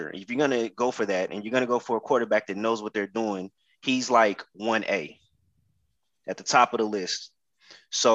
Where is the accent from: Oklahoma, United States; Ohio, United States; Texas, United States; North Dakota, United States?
Oklahoma, United States; Oklahoma City; moved away; I'm originally from Oklahoma City